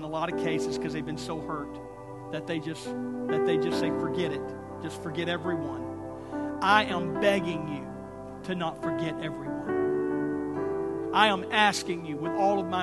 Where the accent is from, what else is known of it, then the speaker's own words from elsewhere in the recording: Texas, United States; now in Tulsa, United States; I'm from Texas